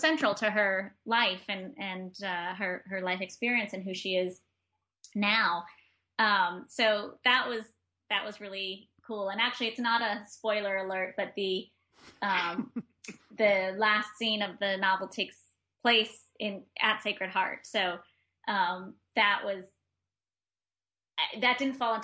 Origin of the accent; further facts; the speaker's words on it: New York, United States; also born or lived in Granada, Nicaragua; as a New Yorker